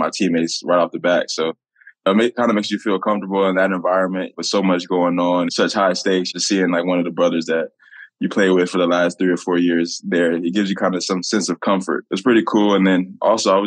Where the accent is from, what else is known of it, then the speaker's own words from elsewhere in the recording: Indianapolis, Indiana, United States; to be back in my hometown